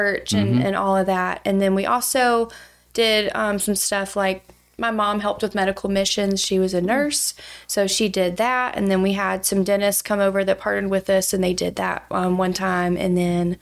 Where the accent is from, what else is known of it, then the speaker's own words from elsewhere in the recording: Douglasville, Georgia, United States; now in Athens, United States; So I am from Douglasville, Georgia, originally. It's where I grew up.